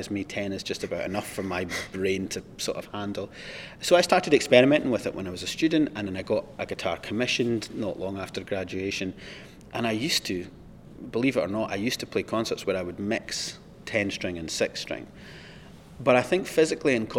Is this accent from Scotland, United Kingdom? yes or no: yes; Scotland, United Kingdom; I'm obviously from Scotland, so I lived on the east coast of Scotland